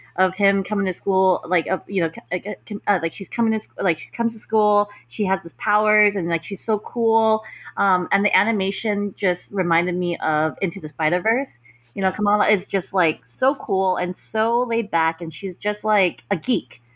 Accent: New York, United States; I'm from New York

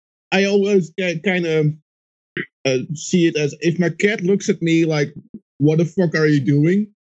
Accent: Netherlands; The Netherlands.

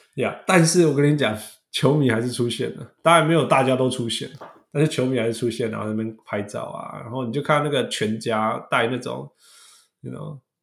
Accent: Canada; 大家知道我是加拿大人

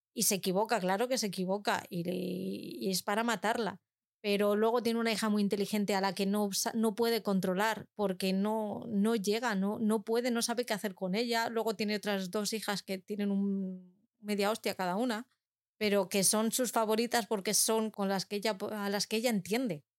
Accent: Algete, Community of Madrid, Spain; que están en mi pueblo además, y como la cabra siempre tira al monte, pues yo lo tengo que decir, tienen los almacenes en Algete, en Madrid

